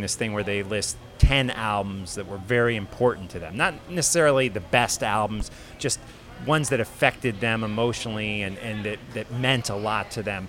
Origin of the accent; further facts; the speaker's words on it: United States; I'm from the United States.